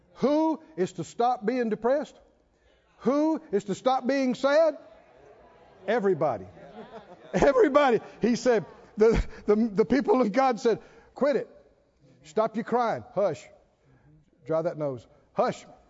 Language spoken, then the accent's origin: English; the South, United States; I grew up in the South